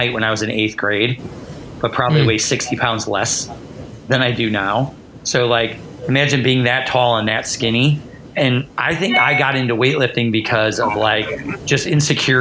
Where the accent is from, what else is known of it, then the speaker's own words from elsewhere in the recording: Chicago, Illinois, United States; now in Lexington, United States; I grew up in Chicago